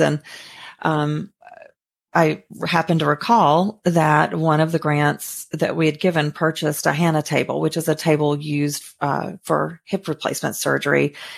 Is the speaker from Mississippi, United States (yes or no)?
yes; Mississippi, United States; moved away as an adult; now in Sarasota, United States; I'm originally from Mississippi, a very small town, about three thousand people.